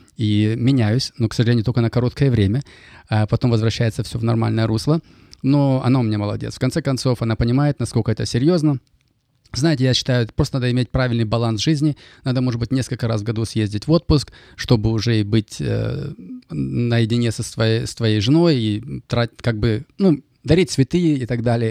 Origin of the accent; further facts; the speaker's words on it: Kaskelen, Almaty Region, Kazakhstan; first language Russian; moved away as an adult; also born or lived in Germany; now in Canada; родился и вырос в Казахстане, недалеко от Алматы, город Каскелен